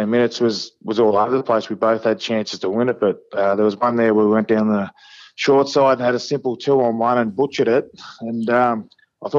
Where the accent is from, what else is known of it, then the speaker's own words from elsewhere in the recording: Goulburn, New South Wales, Australia; I grew up in Goulburn